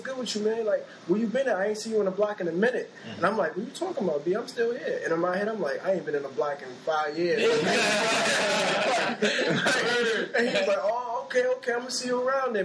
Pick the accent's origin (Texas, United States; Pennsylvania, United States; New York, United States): New York, United States; New York City; I was raised in East New York